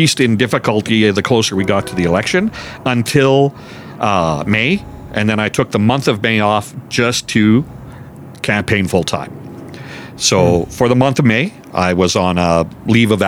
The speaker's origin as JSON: {"language": "English", "town": "Calgary", "region": "Alberta", "country": "Canada", "tie": "born or raised there", "moved": "as an adult", "lives_now": "Lacombe, Canada", "said": "I was born and raised in Calgary."}